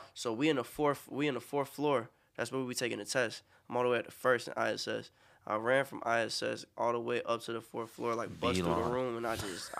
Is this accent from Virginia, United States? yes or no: no; Lake Park, Florida, United States; also born or lived in Bronx, New York; I was born in the Bronx, and I moved from the Bronx when I was like 7 to Lake Park.